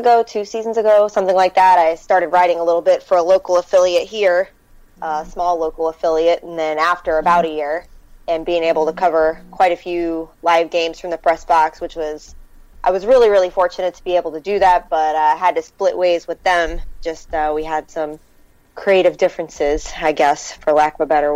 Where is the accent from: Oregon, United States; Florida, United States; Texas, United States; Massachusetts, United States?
Florida, United States; also born or lived in St. Petersburg, Florida; I grew up in Florida